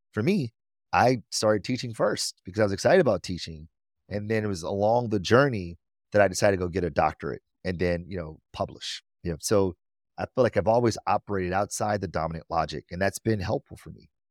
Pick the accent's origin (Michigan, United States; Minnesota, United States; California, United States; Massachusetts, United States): Michigan, United States; Detroit; I'm from Detroit, born and raised